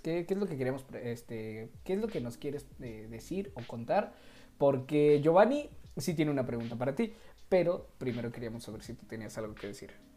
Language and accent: Spanish; Mexico; somos puro mexa